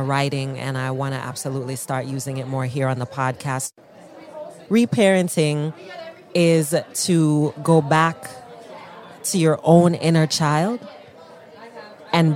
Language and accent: English; Jamaica; I'm Black, I'm Jamaican